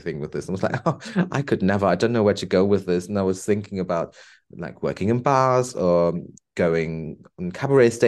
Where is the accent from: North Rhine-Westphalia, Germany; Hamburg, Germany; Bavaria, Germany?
North Rhine-Westphalia, Germany; Bonn; moved away as an adult; now in Liverpool, United Kingdom; I went back to Germany, to my hometown. Beautiful place, Bonn, former capital of Germany.